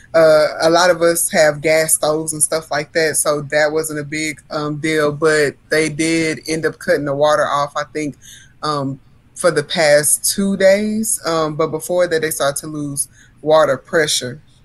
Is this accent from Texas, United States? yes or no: yes; Port Arthur, Texas, United States; now in Central Texas, United States; growing up in Hurricane Central